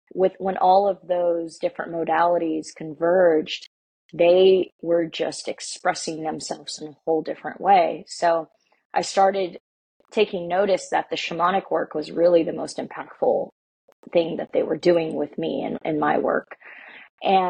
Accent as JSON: {"language": "English", "country": "United States", "said": "I'm Mexican American"}